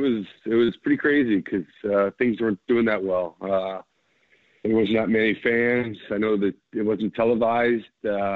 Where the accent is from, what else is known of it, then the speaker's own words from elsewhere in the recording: Toronto, Ontario, Canada; I grew up in Toronto